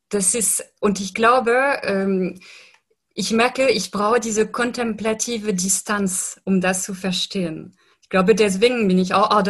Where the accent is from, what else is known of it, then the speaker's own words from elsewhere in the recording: France; ich lebe in einer Gesellschaft, aber ich stamme aus Frankreich und in Frankreich zum Beispiel sind äh, sehr säkularisiert